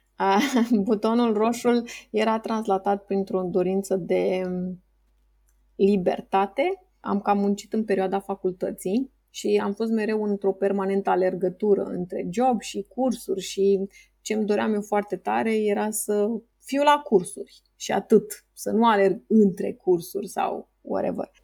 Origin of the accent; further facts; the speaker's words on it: Romania; ca și român, plec de undeva de la minus